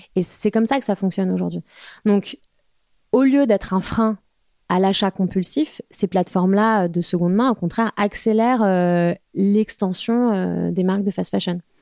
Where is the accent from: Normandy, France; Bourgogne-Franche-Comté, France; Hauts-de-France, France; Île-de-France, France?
Île-de-France, France; Val-d'Oise; also born or lived in Paris; je suis parisienne, enfin j'ai grandi dans le Val d'Oise